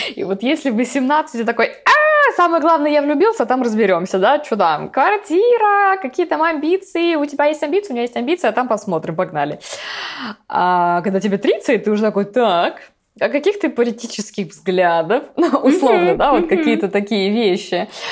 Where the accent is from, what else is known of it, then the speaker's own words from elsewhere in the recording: Vladivostok, Primorsky Krai, Russia; я вообще родилась в Владивостоке